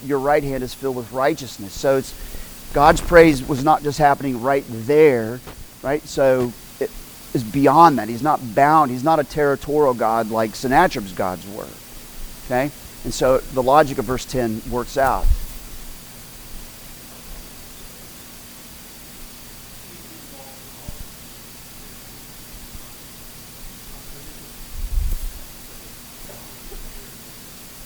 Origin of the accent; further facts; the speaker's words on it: Oklahoma, United States; I grew up in Oklahoma